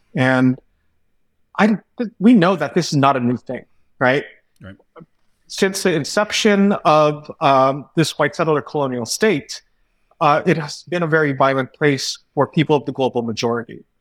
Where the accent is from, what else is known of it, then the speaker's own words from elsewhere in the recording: California, United States; growing up in California